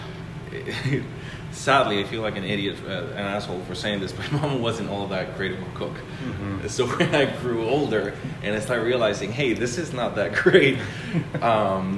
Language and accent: English; Colombia; moved away; also born or lived in Spain / Chicago / Los Angeles; I am from Colombia, South America. I started working in the restaurants when I was 14, my parents' restaurant.